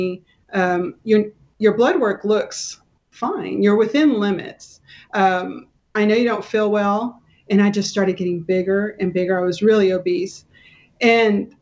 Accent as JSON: {"language": "English", "town": "Kingsville", "region": "Texas", "country": "United States", "tie": "born or raised there", "moved": "as an adult", "lives_now": "McKinney, United States", "said": "I grew up in South Texas down by Corpus Christi, Kingsville"}